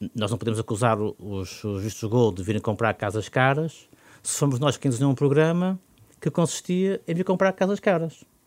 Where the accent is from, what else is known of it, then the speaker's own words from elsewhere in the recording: Porto, Norte, Portugal; como portuense